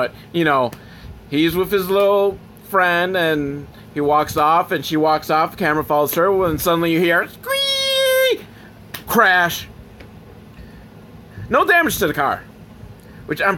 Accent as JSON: {"language": "English", "town": "Buffalo", "region": "New York", "country": "United States", "said": "I'm from Buffalo"}